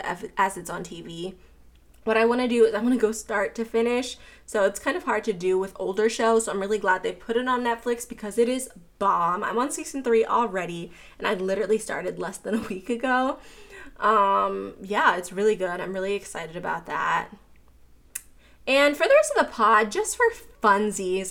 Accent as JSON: {"language": "English", "town": "Pittsburgh", "region": "Pennsylvania", "country": "United States", "tie": "born or raised there", "also_born_or_lived": "Florida", "moved": "yes", "lives_now": "Atlanta, United States", "said": "I grew up in Pittsburgh, I lived in Florida, I currently live in Atlanta"}